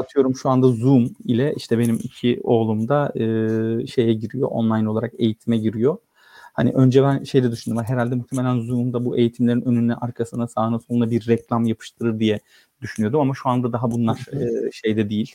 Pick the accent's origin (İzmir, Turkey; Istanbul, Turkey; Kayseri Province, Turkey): Istanbul, Turkey; also born or lived in Samsun; İstanbul'da doğdum 1979 yılında. E, Samsunluyum aslen.